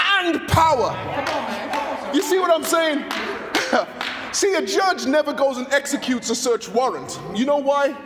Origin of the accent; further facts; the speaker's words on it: United Kingdom; I grew up in the United Kingdom of Great Britain and Northern Ireland